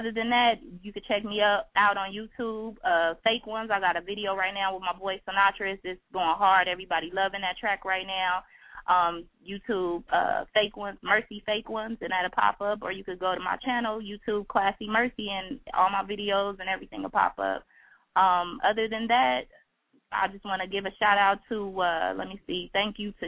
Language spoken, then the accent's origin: English; California, United States; moved away as an adult; now in Chicago, United States; I'm from California originally.